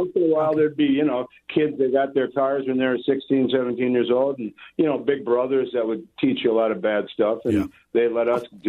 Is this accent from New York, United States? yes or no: no; New Hope, Minnesota, United States; also born or lived in Brooklyn Park, Minnesota; I grew up in the Crystal New Hope area in the northwest suburbs.